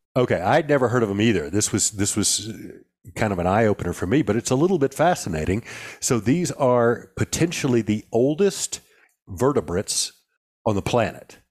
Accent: the South, United States; even you and I growing up in the South

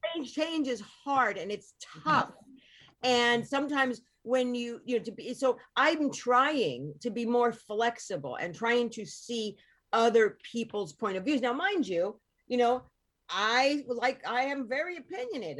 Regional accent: Hoboken, New Jersey, United States; I was born in Northport, in Hoboken.

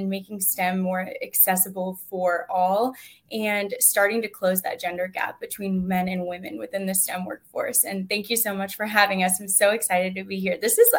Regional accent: Charlotte, North Carolina, United States; the current Miss USA 2022. I am from Charlotte, North Carolina, formerly Miss North Carolina USA.

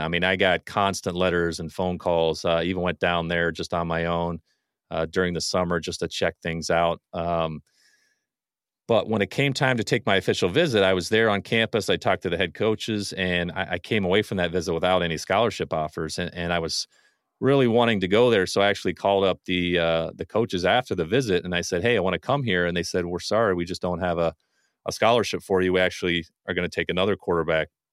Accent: Ohio, United States; moved away as an adult; also born or lived in western Pennsylvania; now in Michigan, United States; I'm originally from Ohio, I, I've got some roots, some, uh, from really my younger days in Pennsylvania, that's where my fr-, parents are from, but I, for the most part, grew up in Ohio

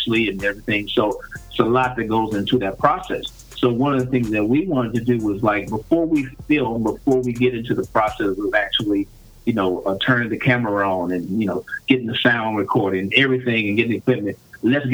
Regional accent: Charlotte, North Carolina, United States; accent: Southern; moved away; I grew up in Charlotte, North Carolina

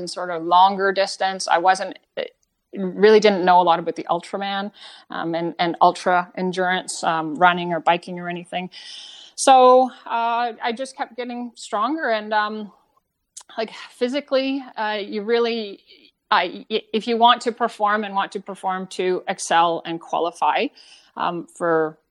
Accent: Canada; also born or lived in New Zealand; I was from Canada. I wasn't like them. I wasn't a New Zealander

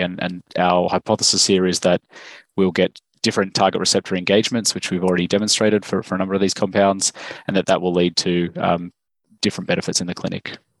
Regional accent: Australia; also born or lived in Stanford, United States; as you can probably tell from my accent, I'm, I'm from Australia.

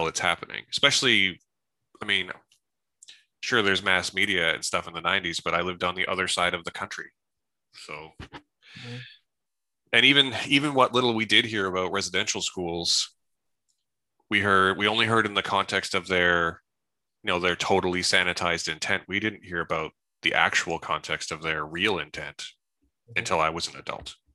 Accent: Salt Spring Island, British Columbia, Canada; where I grew up on Salt Spring Island.

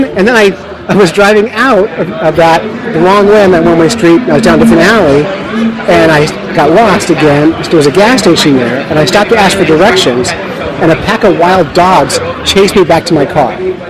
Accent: Cape May, New Jersey, United States; moved away; also born or lived in North Conway, New Hampshire; I'm from Cape May, New Jersey.

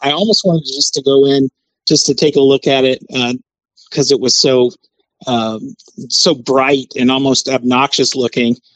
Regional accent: Kansas City, Missouri, United States; moved away; I'm originally from Kansas City

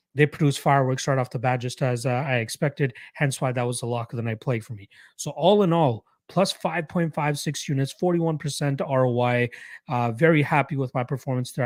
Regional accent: Toronto, Ontario, Canada; my hometown Raptors

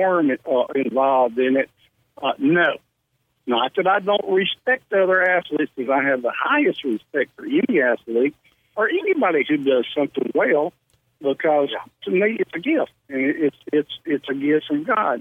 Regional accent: Hattiesburg, Mississippi, United States; Born and raised in Hattiesburg, Mississippi

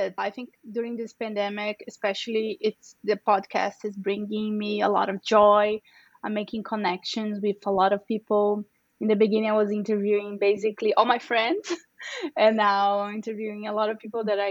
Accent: Brazil; first language Portuguese; English is a second language; moved away as an adult; also born or lived in São Paulo, Brazil; now in United States; I'm from Brazil. So my native language is Portuguese, it's not Spanish

